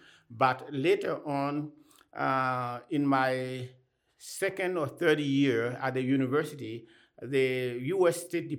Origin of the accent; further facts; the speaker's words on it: Côte d’Ivoire; first language Anyi; English is a second language; moved away as an adult; also born or lived in Bloomington, Indiana / Pasadena, California; now in United States; I come from the Ivory Coast. That's where I was born and I grew up.